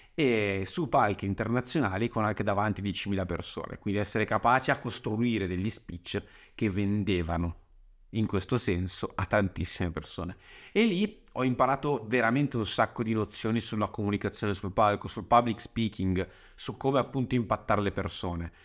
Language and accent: Italian; Saronno, Lombardy, Italy; sono nato a Saronno il 31 agosto 91